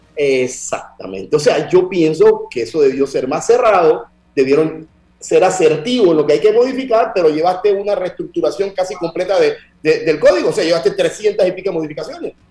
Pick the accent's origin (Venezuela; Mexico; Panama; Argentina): Panama